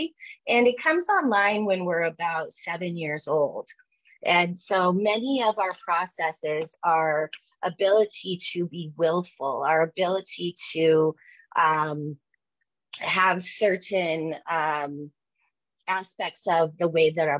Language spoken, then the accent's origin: English; Jackson, Wyoming, United States; now in Denver, United States; I grew up in Jackson Hole, Wyoming, and in the 70s and 80s.